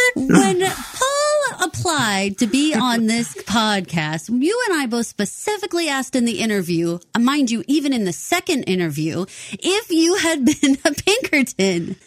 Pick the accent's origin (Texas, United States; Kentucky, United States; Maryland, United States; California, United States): Texas, United States; Paul and I are both born and raised in Texas